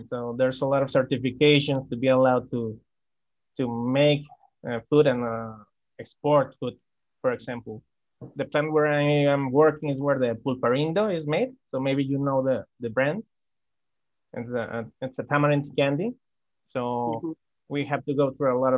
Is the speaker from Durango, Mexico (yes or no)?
yes; Durango, Mexico; now in Guadalajara, Mexico; I was born in Durango, Mexico. I moved to Guadalajara to find better job opportunities.